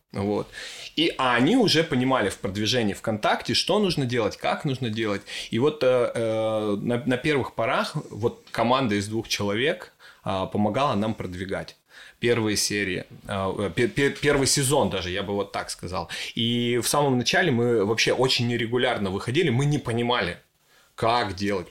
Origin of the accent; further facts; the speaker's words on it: Ukraine; now in Sochi, Russia; я родился в маленьком украинском городе